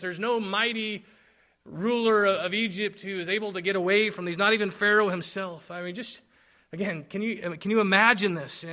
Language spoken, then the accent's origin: English; Philippines; moved away; I grew up in the Philippines